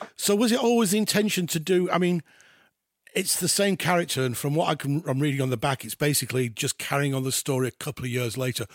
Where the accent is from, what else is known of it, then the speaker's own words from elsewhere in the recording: Halifax, Yorkshire and the Humber, United Kingdom; I'm from West Yorkshire. I'm from Halifax